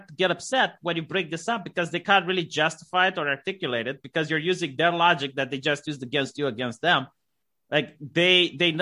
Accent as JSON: {"language": "English", "country": "Romania", "said": "I'm from Romania and I didn't have any black slaves in my family line"}